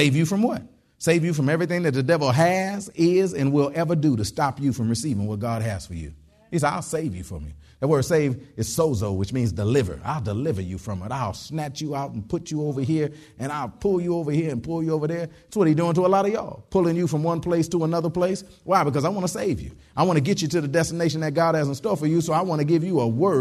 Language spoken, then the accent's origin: English; Detroit, Michigan, United States; moved away; I was from Detroit originally and stuff like that. And it get cold in Detroit.